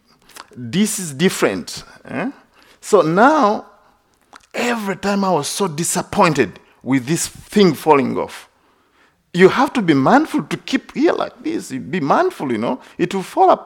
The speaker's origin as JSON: {"language": "English", "country": "Uganda", "tie": "born or raised there", "moved": "yes", "said": "I was born in Uganda. It's a Christian country"}